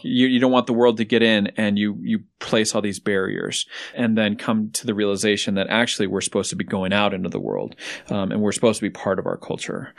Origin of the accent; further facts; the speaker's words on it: Denver, Colorado, United States; I grew up here in Denver, so my family's here as well.